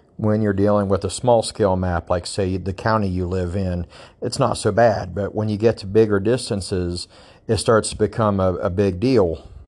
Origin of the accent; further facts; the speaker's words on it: Ohio, United States; I grew up in the Appalachian foothills of southeastern Ohio.